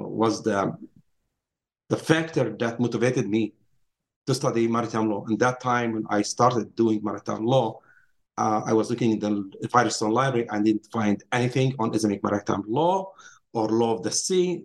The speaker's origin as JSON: {"language": "English", "town": "Nazareth", "region": "Northern District", "country": "Israel", "tie": "born or raised there", "also_born_or_lived": "Princeton", "moved": "as an adult", "said": "I grew up in Nazareth, um, Palestine, Israel today"}